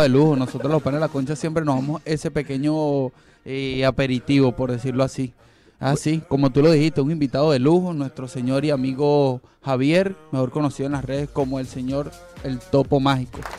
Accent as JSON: {"language": "Spanish", "town": "Petare", "region": "Miranda", "country": "Venezuela", "moved": "yes", "said": "soy de Petare"}